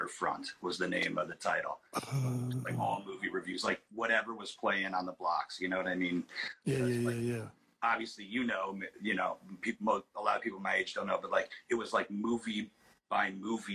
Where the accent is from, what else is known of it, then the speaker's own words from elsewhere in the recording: Illinois, United States; I'm from Illinois. So, you know, you come up in the, you know, the middle of the country